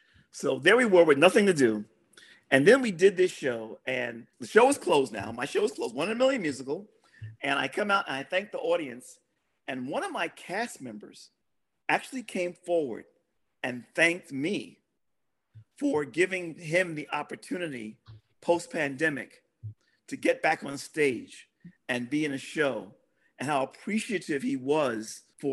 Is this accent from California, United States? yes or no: no; New York City, New York, United States; I'm from Brooklyn